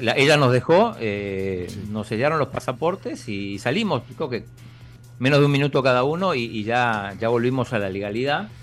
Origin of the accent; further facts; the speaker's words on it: Argentina; somos argentinos